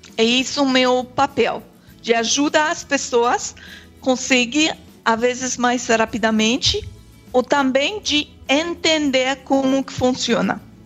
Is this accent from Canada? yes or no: yes; Quebec, Canada; Portuguese is a second language; also born or lived in Germany; sou aqui do Quebec